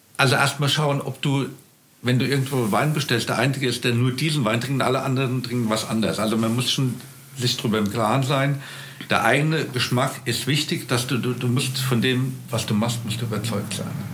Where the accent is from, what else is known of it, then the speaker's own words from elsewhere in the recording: Rheingau, Hesse, Germany; moved away as an adult; also born or lived in Kaiserstuhl; ich bin gebürtiger Rheingauer, bin in Österreich geboren